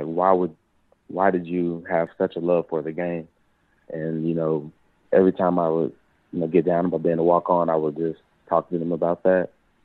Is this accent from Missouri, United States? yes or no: no; Mobile, Alabama, United States; the best part about growing up in Alabama, the way I was, you know, the way I grew up, was just the family, the little family environment, you know, growing up in a city like Mobile